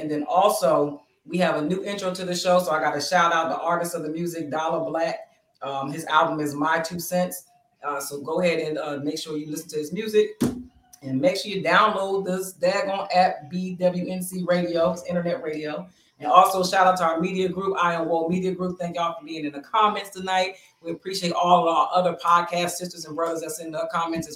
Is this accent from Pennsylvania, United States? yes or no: yes; Bristol, Pennsylvania, United States; in Bristol, Pennsylvania, my hometown